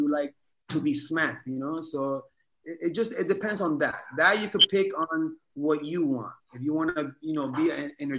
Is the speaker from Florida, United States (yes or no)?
no; New York City, New York, United States; moved away as an adult; now in Oregon, United States; My hometown, nigga. Queens, baby.